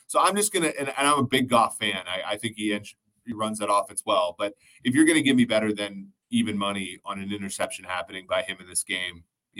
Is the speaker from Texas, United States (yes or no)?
no; Minnesota, United States; I grew up in Minnesota.